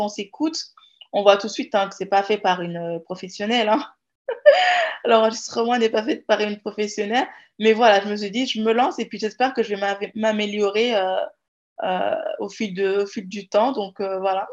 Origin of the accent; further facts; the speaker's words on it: Guinea; first language Jakhanke; French is a second language; je suis jarinqué de la Guinée-Conakry